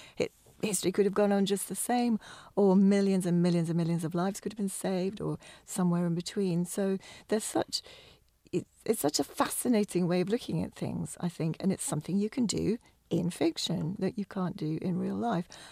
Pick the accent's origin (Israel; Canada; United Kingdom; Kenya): United Kingdom; England; now in Scotland, United Kingdom; being English